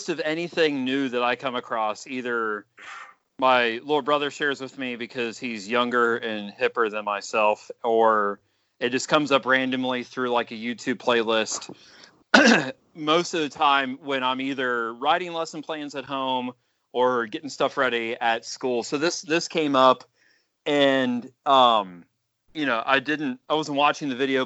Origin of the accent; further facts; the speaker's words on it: Ohio, United States; being born and bred in Ohio